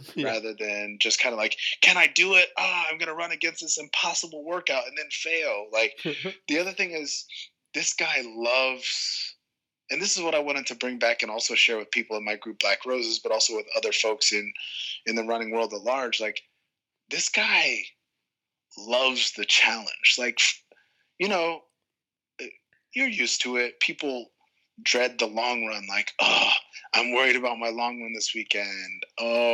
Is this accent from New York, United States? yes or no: yes; New York, United States; I'm from New York